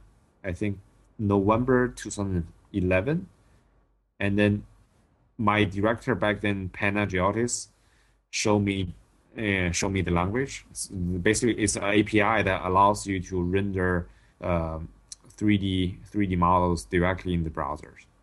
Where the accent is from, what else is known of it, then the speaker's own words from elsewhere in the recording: China; English is a second language; moved away as an adult; also born or lived in Oxford, Ohio, United States / Los Angeles, United States; my hometown is not a big city in China, but it actually has 6 million people